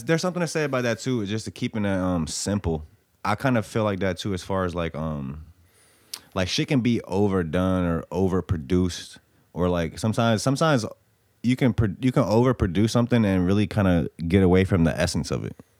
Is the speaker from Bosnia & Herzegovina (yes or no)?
yes; Bosnia & Herzegovina; now in United States; I'm from Bosnia.